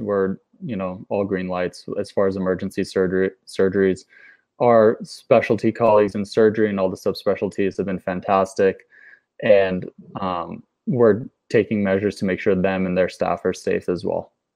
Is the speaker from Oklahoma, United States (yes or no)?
no; Boston, Massachusetts, United States; moved away; I have my family in Boston. I grew up in Boston